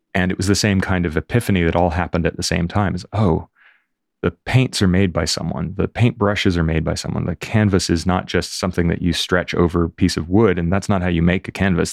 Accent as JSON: {"language": "English", "town": "Fort Lauderdale", "region": "Florida", "country": "United States", "tie": "born or raised there", "moved": "yes", "lives_now": "London, United Kingdom", "said": "I grew up in Fort Lauderdale, just north of Miami"}